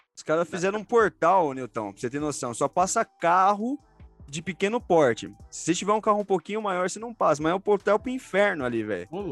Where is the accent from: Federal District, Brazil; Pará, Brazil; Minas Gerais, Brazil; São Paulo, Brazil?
São Paulo, Brazil; Guarulhos; Eu que sou aqui da Vila, Vila Alzira.